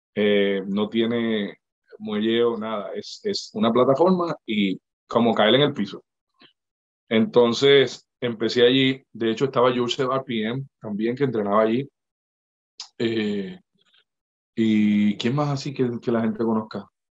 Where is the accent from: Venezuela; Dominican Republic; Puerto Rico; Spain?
Puerto Rico; moved away as an adult; also born or lived in Mexico; now in St. Louis, United States; yo me mudé de Puerto Rico en el 2011